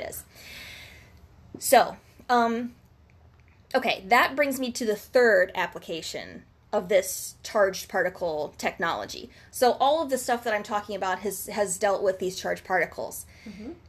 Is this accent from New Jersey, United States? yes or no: no; Southwest Ohio, United States; Dayton, Ohio. Shout out to our hometown.